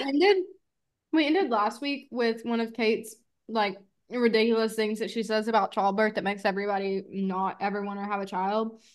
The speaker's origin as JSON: {"language": "English", "region": "Arkansas", "country": "United States", "tie": "born or raised there", "said": "being from Arkansas, almost just, what, an hour away from my hometown"}